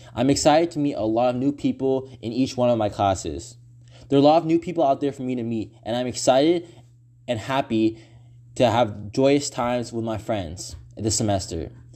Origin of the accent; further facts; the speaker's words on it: Walnut Creek, California, United States; I am from the Bay Area, more specifically Walnut Creek